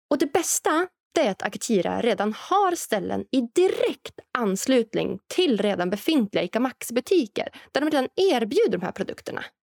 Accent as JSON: {"language": "Swedish", "region": "Norrland", "country": "Sweden", "said": "Och än så länge så finns den här framtidsprodukten självklart främst i framtidslandet Norrland, där jag kommer ifrån."}